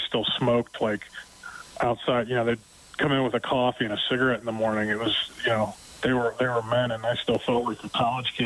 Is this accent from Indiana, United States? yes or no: no; Butler, Pennsylvania, United States; now in Edmonton, Canada; I grew up in Western Pennsylvania in Butler High School, which is about 30 miles north of Pittsburgh.